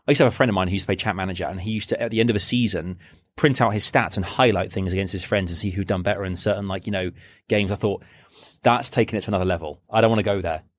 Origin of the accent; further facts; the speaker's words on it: Reading, South East England, United Kingdom; moved away; Reading is like, it's my hometown